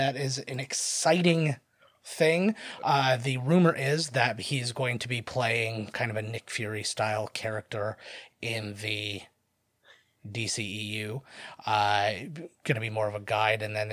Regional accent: St. Catharines, Ontario, Canada; We are from St. Catharines

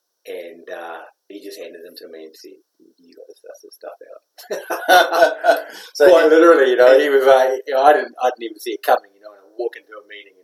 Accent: Taupo, Waikato, New Zealand; I'm from Taupo

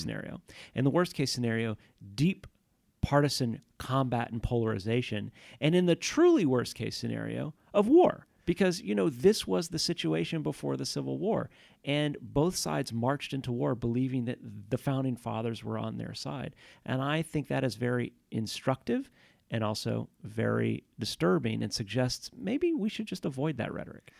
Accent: Houston, Texas, United States; I grew up in Houston, Texas

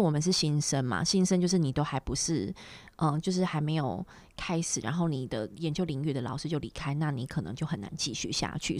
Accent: Taiwan; moved away; 我觉得很多类似我们台湾人或是华人或是什么，我们还是对于学历，对于一些title很，很很在care意

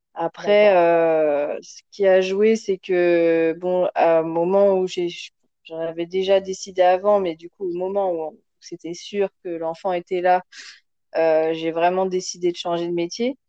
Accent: France; moved away as an adult; now in Senegal; moi, je suis française avec euh, des origines d'un peu partout

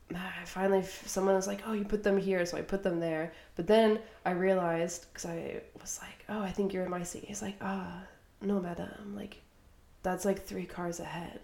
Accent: United States; accent: American; I'm from the US

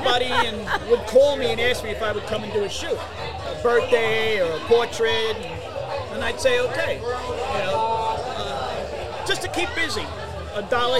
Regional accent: New York City, New York, United States; moved away as an adult; also born or lived in Long Island, New York; now in Florida, United States; I'm born and raised in the Bronx, and then I was raised in Queens, New York, Rosedale.

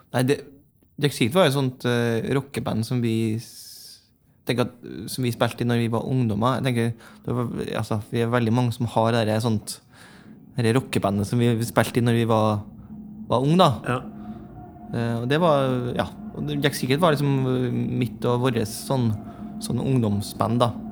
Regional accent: Lånke, Trøndelag, Norway; moved away as an adult; flytta vi inn på gamle småbruket der hvor jeg vokste opp, ute i Lånke.

